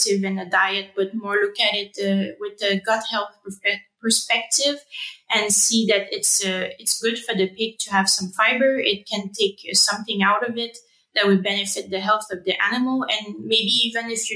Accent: Rimouski, Quebec, Canada; accent: French; first language French; English is a second language; moved away as an adult; now in Denmark; I'm from Rimouski, Canada, which is a small city in Quebec. So I am a French speaker. So some people might hear some of my French accent coming out.

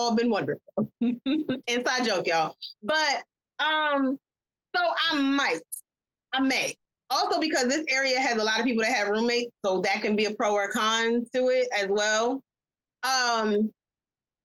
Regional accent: New York, United States; I'm from New York

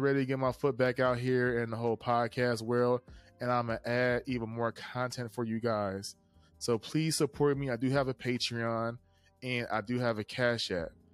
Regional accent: East Coast, United States; I'm a kid from the East Coast

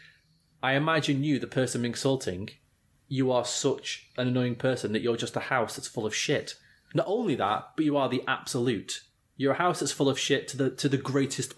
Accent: England, United Kingdom; As an Englishman

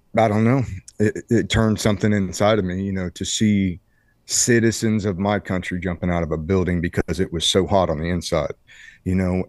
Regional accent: Ohio, United States; moved away as an adult; I come from Ohio, a small, uh, farm town, Ohio

